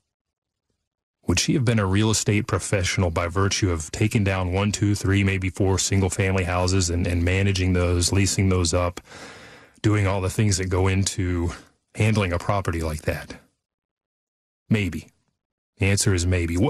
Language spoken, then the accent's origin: English; Fort Worth, Texas, United States; we grew up here in the Dallas-Fort Worth area, over by Fort Worth